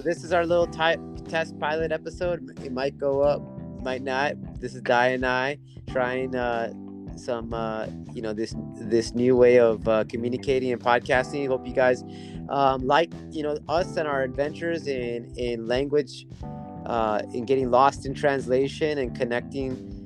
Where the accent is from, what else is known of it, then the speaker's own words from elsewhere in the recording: United States; moved away as an adult; now in Seoul, South Korea; I'm an American. I've been living in Korea for the past 10 years